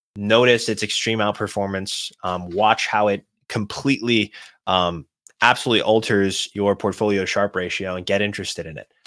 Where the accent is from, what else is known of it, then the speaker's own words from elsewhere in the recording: Boston, Massachusetts, United States; I'm from Boston